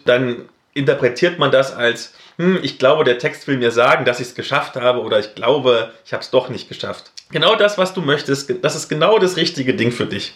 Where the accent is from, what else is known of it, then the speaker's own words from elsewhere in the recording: East Germany, Germany; Als Ossi